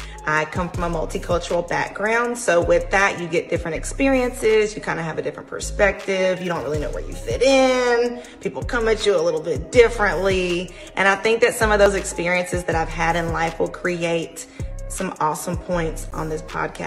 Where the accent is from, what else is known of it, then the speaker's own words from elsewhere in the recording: North Carolina, United States; now in Mobile, Alabama, United States; I am from North Carolina. I am a 910 girl. I currently reside near Mobile, Alabama, so now I'm in the 251.